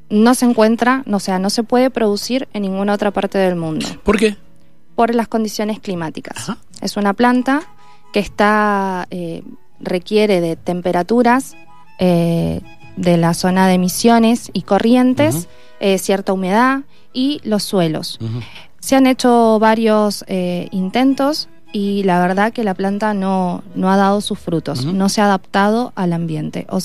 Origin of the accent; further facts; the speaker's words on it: Argentina; hay que estar muy contentos como argentinos de contar con un producto como la yerba mate.